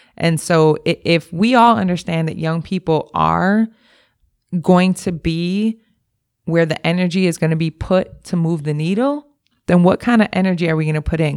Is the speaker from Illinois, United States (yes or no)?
no; Milwaukee, Wisconsin, United States; I grew up in Milwaukee. I grew up on the north side of Milwaukee